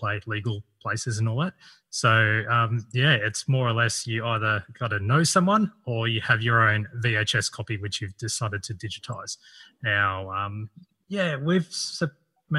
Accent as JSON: {"language": "English", "town": "Sydney", "region": "New South Wales", "country": "Australia", "said": "I'm from Sydney"}